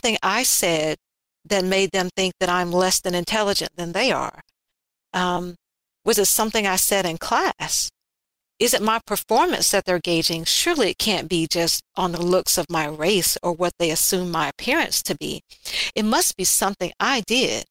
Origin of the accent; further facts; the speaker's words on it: Alabama, United States; Growing up in Alabama, being biracial in a time and era and location where that really wasn't cool.